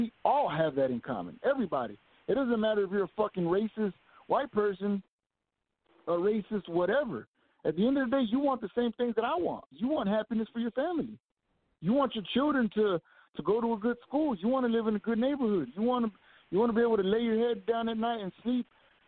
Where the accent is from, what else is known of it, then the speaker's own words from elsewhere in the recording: Fort Worth, Texas, United States; I was born and raised right here in Fort Worth, Texas